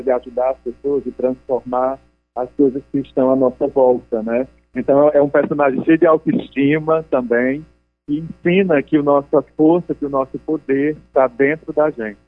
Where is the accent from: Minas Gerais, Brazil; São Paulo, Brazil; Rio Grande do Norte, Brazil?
Rio Grande do Norte, Brazil; Ipueira; now in Rio de Janeiro, Brazil; eu sou do Nordeste, né, do Rio Grande do Norte, na né, chamada, uma cidade chamada Ipueira. Nesse momento estou no Rio de Janeiro